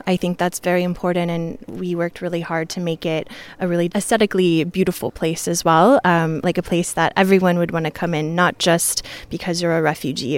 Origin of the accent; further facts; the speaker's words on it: New York, United States; I'm from New York